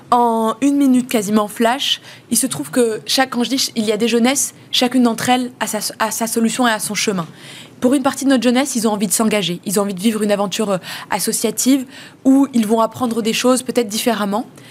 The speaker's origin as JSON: {"language": "French", "country": "France", "tie": "born or raised there", "said": "Je suis française parce que je suis née ici"}